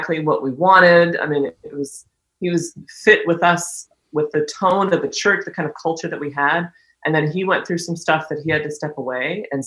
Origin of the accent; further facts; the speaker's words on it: United States; also born or lived in Dayton / Denver; as American evangelicals